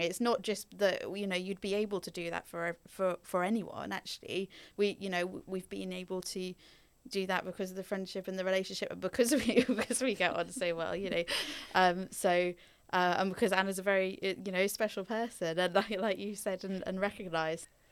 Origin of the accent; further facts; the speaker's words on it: Norfolk, East of England, United Kingdom; also born or lived in Belgium; I grew up in Norfolk, but not Norwich itself